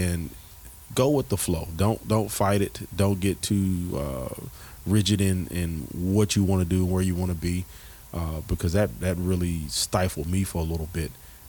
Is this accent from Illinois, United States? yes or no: no; Texas, United States; also born or lived in Mobile, Alabama / Phoenix; I grew up in Texas. I'm from Mobile, Alabama. And I grew up out in Texas for a while and out in Phoenix.